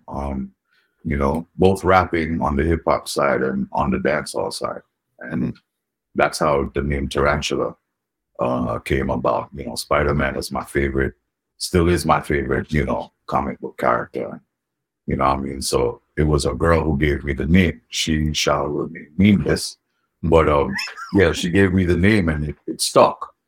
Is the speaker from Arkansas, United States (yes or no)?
no; New York City, New York, United States; also born or lived in Jamaica; born and raised in New York City. Um, mm-hmm. You know, born in the Bronx. I spent most of my, I would say, my upbringing in Queens, and um, you know, a couple years in Jamaica